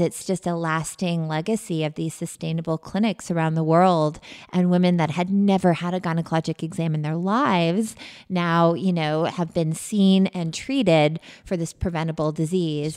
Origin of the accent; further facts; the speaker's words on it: Canada; moved away as an adult; also born or lived in Western Massachusetts; now in United States; I'm from Canada originally.